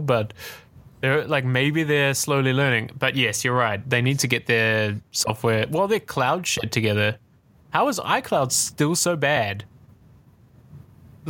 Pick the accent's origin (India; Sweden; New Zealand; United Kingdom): New Zealand; I'm from New Zealand